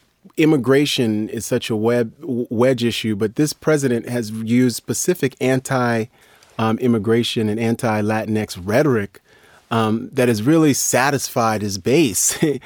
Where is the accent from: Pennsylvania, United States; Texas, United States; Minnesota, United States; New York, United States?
New York, United States; Because I know, being from New York, I grew up around Puerto Ricans and Dominicans who are very proud of a very specific kind of identity